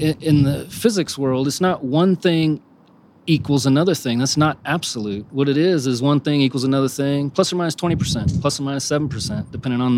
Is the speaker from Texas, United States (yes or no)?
yes; Houston, Texas, United States; I'm from the Houston area